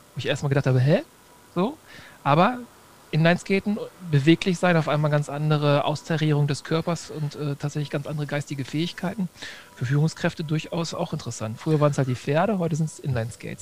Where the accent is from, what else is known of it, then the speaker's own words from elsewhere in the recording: Germany; ich als Deutscher